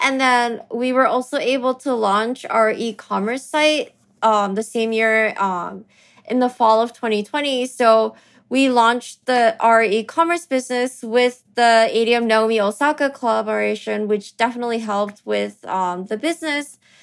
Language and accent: English; New York City, New York, United States; also born or lived in Tokyo, Japan; I was born in Tokyo, but I actually grew up in New York, and, um, I went to school here